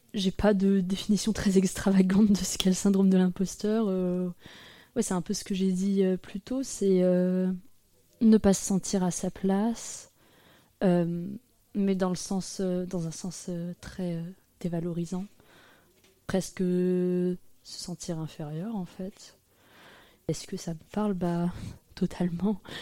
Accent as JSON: {"language": "French", "town": "Froges", "region": "Auvergne-Rhône-Alpes", "country": "France", "tie": "born or raised there", "said": "J'ai grandi à côté de Grenoble, dans un village qui s'appelle Froges"}